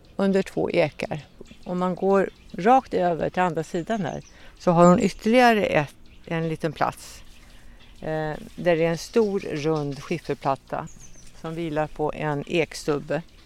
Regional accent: Kinnekulle, Västra Götaland, Sweden; jag är uppväxt på Kinnekulle

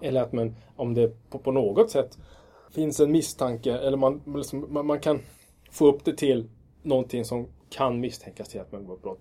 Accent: Kiruna, Norrbotten County, Sweden; also born or lived in Lund; jag är född i Lund och uppvuxen i Kiruna

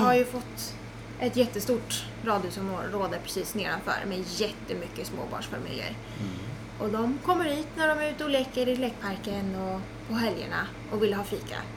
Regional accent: Tyresö, Stockholm County, Sweden; also born or lived in Trollbäcken; jag är född på Tyresö Brevik ja. och bott där i 15 år.

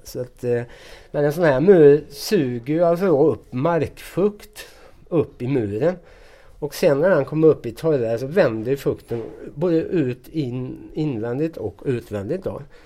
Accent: Sweden; moved away as an adult; now in France; vi svenskar som jobbar här

